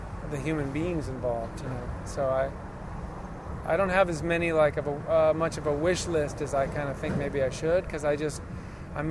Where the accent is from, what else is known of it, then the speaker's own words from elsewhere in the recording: Minneapolis, Minnesota, United States; Minneapolis, but it's my hometown